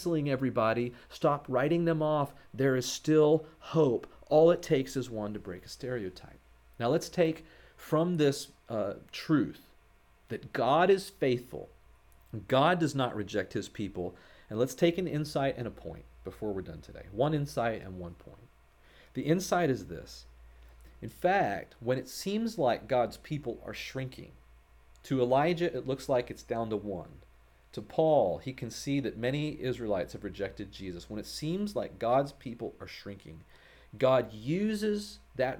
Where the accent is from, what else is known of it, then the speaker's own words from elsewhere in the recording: United States; as American Christians